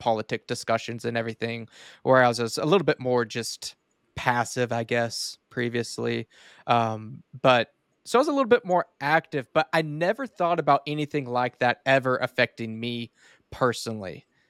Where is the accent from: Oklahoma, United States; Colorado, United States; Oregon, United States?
Oklahoma, United States; Duncan; I was born and raised here in Duncan, Oklahoma. We are pretty rural, have about 23,000-24,000 people